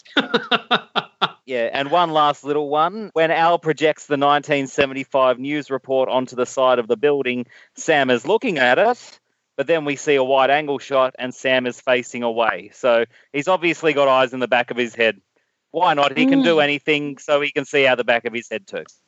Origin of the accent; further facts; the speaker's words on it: Australia; As an Australian